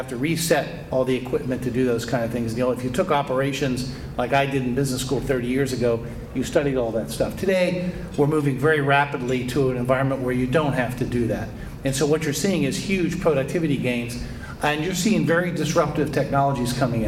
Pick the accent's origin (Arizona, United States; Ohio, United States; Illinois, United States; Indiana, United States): Ohio, United States; Youngstown; I grew up in Youngstown, Ohio